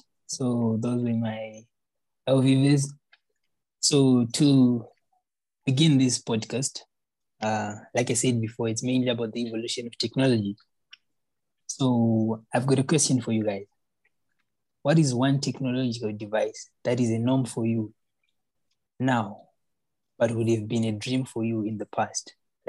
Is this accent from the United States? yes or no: no; Zimbabwe; moved away as an adult; now in Miri, Malaysia; Where I'm from, I'm an international student. I'm from Zimbabwe